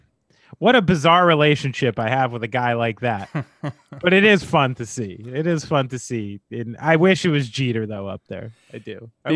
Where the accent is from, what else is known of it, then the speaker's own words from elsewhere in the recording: Vermont, United States; I'm going to wear this coat and mittens because I'm old and I'm from Vermont.